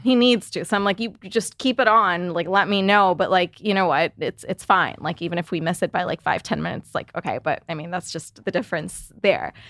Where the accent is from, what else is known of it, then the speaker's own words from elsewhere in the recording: Canada; now in United States; I'm Canadian